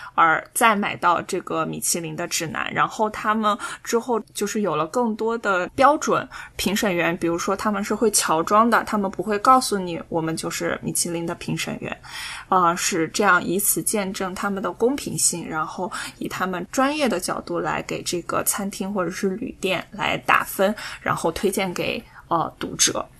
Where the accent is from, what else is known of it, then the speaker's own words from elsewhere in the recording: China; 因为我是中国人嘛